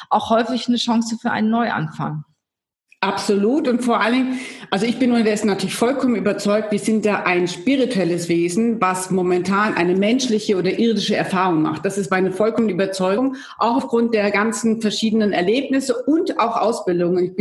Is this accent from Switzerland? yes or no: no; Munich, Bavaria, Germany; ich komme ursprünglich aus Deutschland. Ich komme aus einer Akademikerfamilie.